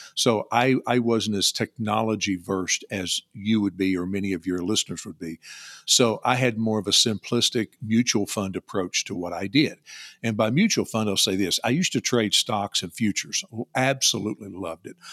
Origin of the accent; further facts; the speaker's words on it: Louisville, Kentucky, United States; also born or lived in Bowling Green, Kentucky; I was born in Louisville, live in South Central Kentucky near Bowling Green